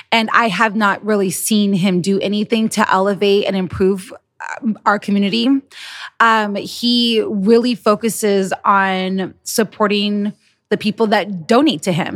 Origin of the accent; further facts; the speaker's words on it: United States; we're American